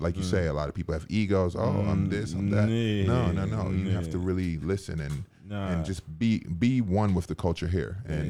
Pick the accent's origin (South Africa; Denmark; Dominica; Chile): Dominica; moved away; So I was born in Dominica